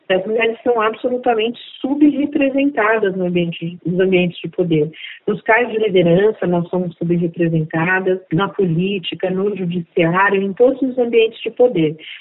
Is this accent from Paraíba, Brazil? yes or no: no; Diadema, São Paulo, Brazil; also born or lived in Northeast Brazil; eu sou nordestina, de origem negra, e fui criada na periferia de Diadema